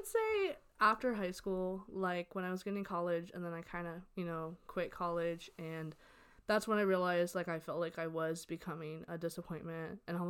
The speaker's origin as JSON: {"language": "English", "country": "United States", "tie": "born or raised there", "said": "I was born and raised here in America"}